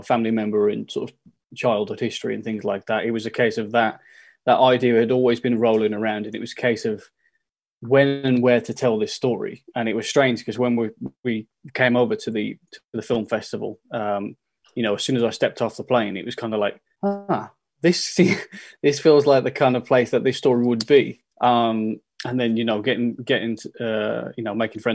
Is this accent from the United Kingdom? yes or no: yes; the Midlands, England, United Kingdom; moved away; where I'm from, I'm from the Midlands